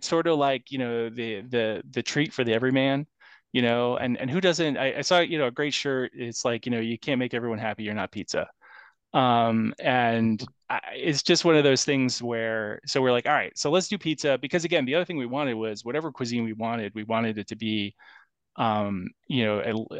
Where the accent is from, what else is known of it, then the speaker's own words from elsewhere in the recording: Detroit, Michigan, United States; moved away as an adult; now in Maine, United States; my wife and I grew up in Detroit.